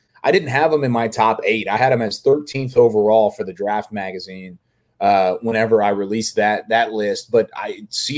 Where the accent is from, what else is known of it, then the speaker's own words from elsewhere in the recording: Waco, Texas, United States; growing up in Waco and being around the NFL, I was a huge college football fan, huge Baylor football fan